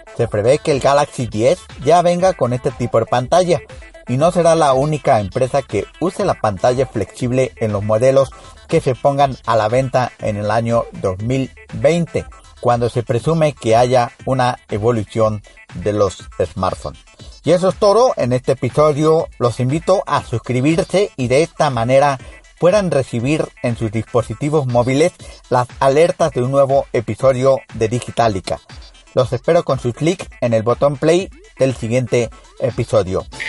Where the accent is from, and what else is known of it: San Luis Potosí, Mexico